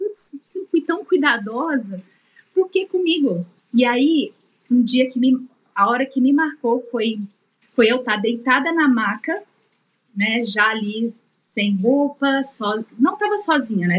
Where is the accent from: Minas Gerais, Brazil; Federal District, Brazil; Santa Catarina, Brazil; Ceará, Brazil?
Minas Gerais, Brazil; Sou mineira